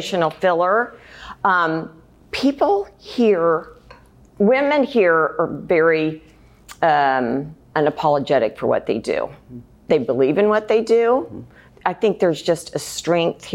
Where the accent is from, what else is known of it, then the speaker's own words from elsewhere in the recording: Missouri, United States; now in Texas, United States; I was actually raised in Missouri